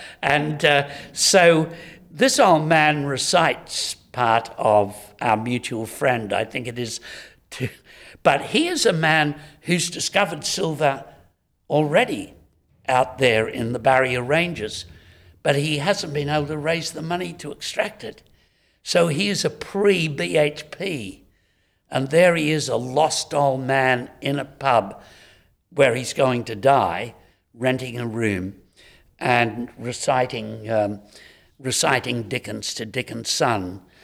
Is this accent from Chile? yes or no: no; Homebush, New South Wales, Australia; I'm a boy from Homebush.